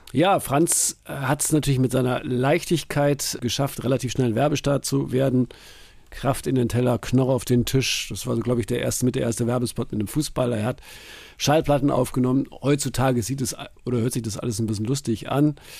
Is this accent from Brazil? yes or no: yes; Brazil; Für uns in Brasilien